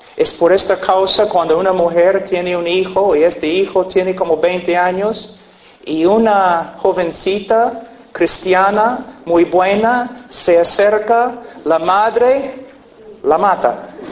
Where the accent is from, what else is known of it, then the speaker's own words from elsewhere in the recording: United States; Spanish is a second language; also born or lived in Peru; yo nací en un rancho en los Estados Unidos, nosotros criábamos caballos y vacas y un rancho